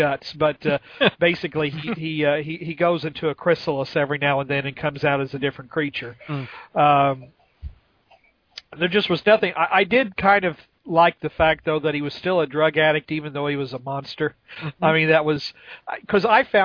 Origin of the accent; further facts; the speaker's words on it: Texas, United States; My hometown in Texas is the meth capital